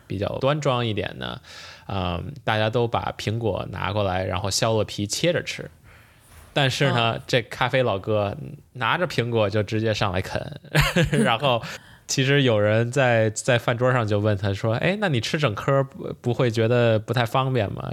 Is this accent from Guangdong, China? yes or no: no; Beijing, China; 作为北京人还是有这种小pride的